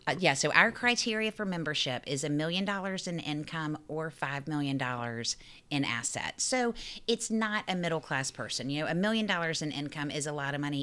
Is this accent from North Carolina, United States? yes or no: yes; Raleigh, North Carolina, United States; now in New York, United States; I grew up in Raleigh, North Carolina